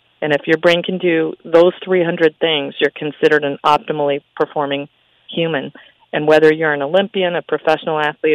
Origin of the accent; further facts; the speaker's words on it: Henderson, Nevada, United States; I grew up in Henderson.